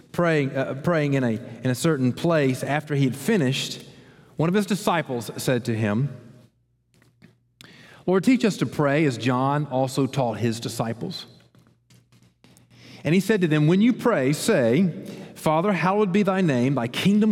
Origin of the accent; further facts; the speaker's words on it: Columbus, United States; I grew up in Columbus